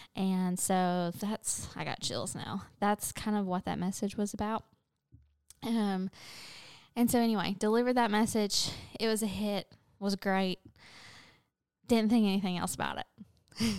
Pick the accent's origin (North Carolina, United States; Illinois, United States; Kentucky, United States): Kentucky, United States; London; moved away as an adult; also born or lived in Kansas / Clarksville, Tennessee; now in Nashville, United States; my hometown of London, Kentucky